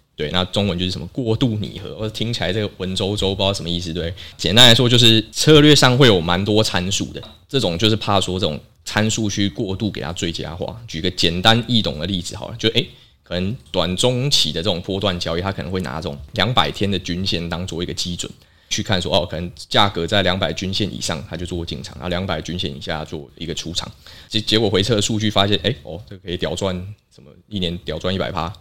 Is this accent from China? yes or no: no; Taiwan; 我们台湾人